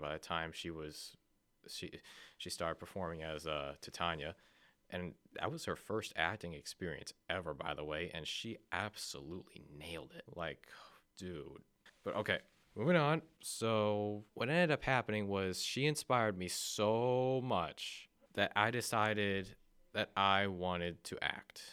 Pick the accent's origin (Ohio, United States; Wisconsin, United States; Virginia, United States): Ohio, United States; Akron; I was born and raised in Akron, Ohio